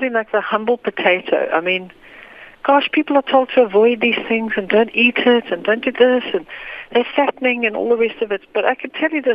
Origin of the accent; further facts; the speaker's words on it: South Africa; growing up in South Africa